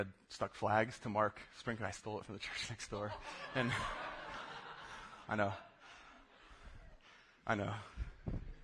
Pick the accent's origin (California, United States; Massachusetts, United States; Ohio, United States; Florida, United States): Florida, United States; South; I grew up in South Florida